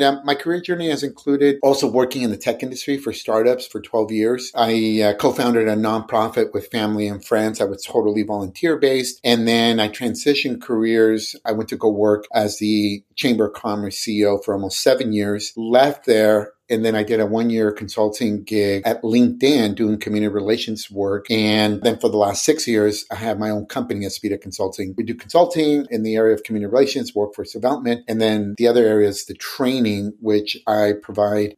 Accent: San Francisco Bay Area, California, United States; also born or lived in Riverside, California / Mexico; we ended up relocating to the San Francisco Bay Area, which is where I live and I've grown up

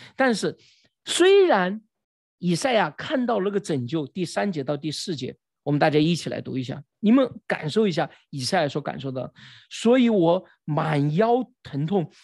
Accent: China; 我们中国人

